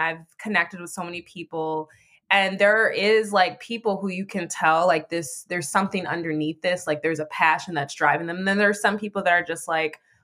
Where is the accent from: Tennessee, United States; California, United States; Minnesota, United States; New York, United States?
Minnesota, United States; Minneapolis; This is my city, which is Minneapolis, where I was born and raised